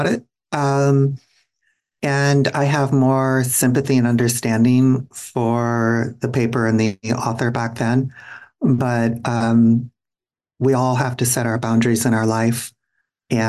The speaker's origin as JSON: {"language": "English", "town": "Minneapolis", "region": "Minnesota", "country": "United States", "tie": "born or raised there", "moved": "as an adult", "lives_now": "San Francisco, United States", "said": "I grew up in and around the Twin Cities."}